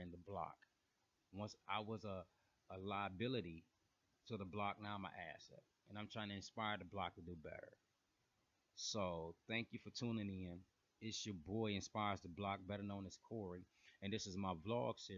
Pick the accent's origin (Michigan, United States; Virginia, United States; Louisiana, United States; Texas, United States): Michigan, United States; Flint; now in Atlanta, United States; I'm originally from Flint, Michigan